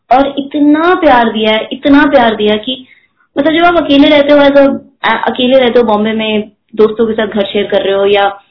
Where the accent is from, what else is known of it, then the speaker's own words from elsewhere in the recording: Delhi, India; now in Mumbai, India; मैं दिल्ली में पली बड़ी हूँ